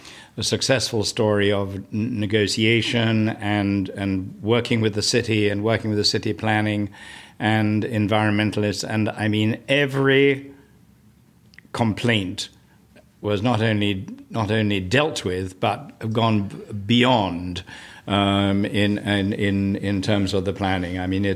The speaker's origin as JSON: {"language": "English", "region": "England", "country": "United Kingdom", "also_born_or_lived": "San Diego", "moved": "as an adult", "lives_now": "Annapolis, United States", "said": "We live in West Annapolis. I've been here since I immigrated from the United Kingdom, from England, in 1989, which is when Liz and I were married. So I've lived here since then. Actually, we lived for a couple of years in San Diego at the turn of the decade"}